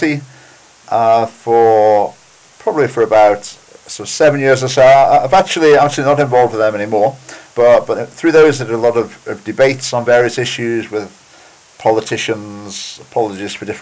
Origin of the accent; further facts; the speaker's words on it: England, United Kingdom; moved away as an adult; also born or lived in Birmingham / Isle of Wight; now in Edinburgh, United Kingdom; I'm originally English